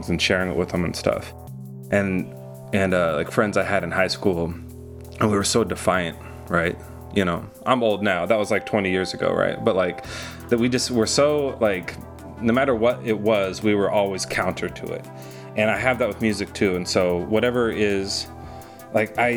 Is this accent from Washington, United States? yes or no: yes; Washington, United States; now in Los Angeles, United States; I was raised in Washington State